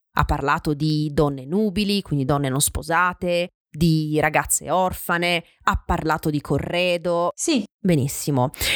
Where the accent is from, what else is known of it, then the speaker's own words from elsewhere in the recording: Francavilla Fontana, Apulia, Italy; del mio paese, Franca Villafontana